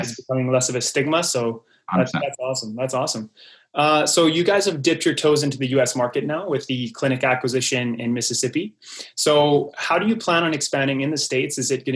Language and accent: English; Quebec, Canada; I grew up in Quebec